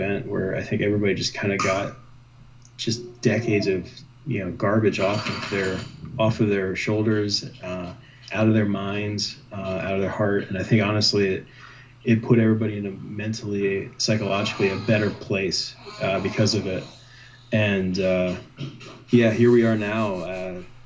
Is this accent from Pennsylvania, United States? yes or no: yes; Allentown, Pennsylvania, United States; I was raised in Allentown, Pennsylvania.